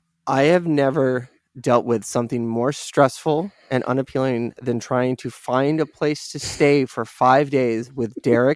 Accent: California, United States; I'm from California.

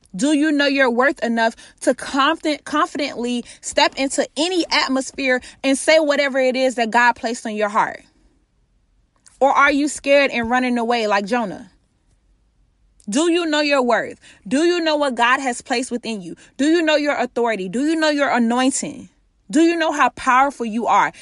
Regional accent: Florida, United States; I'm from Florida.

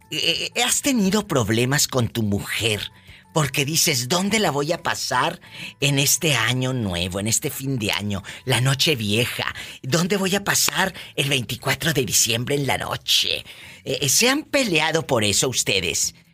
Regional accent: Mexico City, Mexico; moved away as an adult; now in Ogden, United States; En el Distrito Federal. ¿Y a, qué edad llegas aquí al norte, de allá de la Ciudad de México? Llegué a la edad de 20 años.

